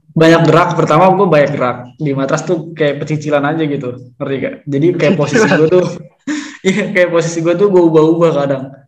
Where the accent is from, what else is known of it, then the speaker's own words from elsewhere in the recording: Bogor Regency, West Java, Indonesia; also born or lived in Jakarta; gue dari Kabupaten Bogor